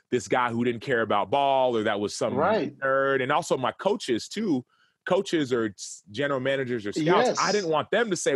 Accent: Dallas, Texas, United States; And I'm from Dallas.

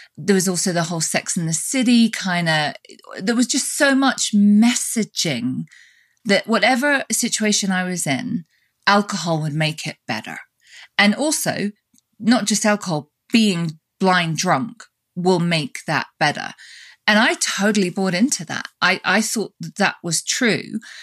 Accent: United Kingdom; now in United States; we're both British, but we both live in different countries. You live in Europe and I live in the States.

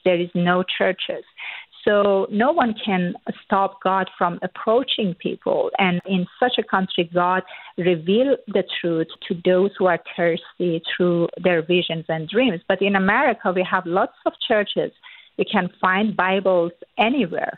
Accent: Iran; born or raised there; first language Persian; English is a second language; moved away

